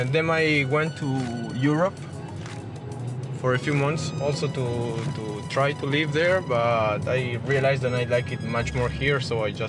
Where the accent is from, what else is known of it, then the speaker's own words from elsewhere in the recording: Argentina; moved away as an adult; also born or lived in Spain; now in Mexico; I'm from Argentina.